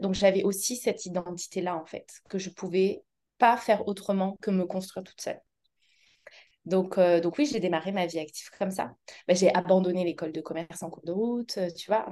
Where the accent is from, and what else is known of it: Auvergne-Rhône-Alpes, France